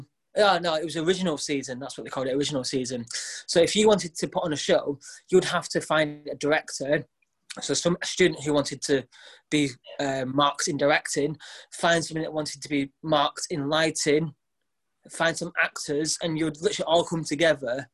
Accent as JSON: {"language": "English", "town": "Bacup", "region": "North West England", "country": "United Kingdom", "tie": "born or raised there", "also_born_or_lived": "Burnley", "moved": "yes", "lives_now": "Blackpool, United Kingdom", "said": "I was born in Burnley, grew up in Bacup"}